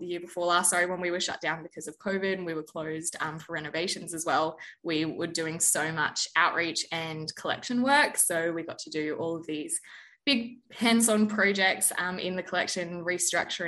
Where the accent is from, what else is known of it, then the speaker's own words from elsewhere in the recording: Eumundi, Sunshine Coast, Queensland, Australia; moved away as an adult; also born or lived in Brisbane, Australia; now in Townsville, Australia; I was born in Brisbane, but I grew up in a small little country town called Imbul, which is on the Sunshine Coast.